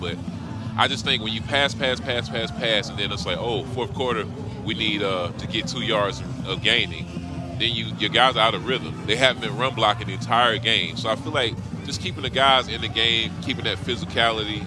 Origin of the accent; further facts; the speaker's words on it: North Carolina, United States; I'm from North Carolina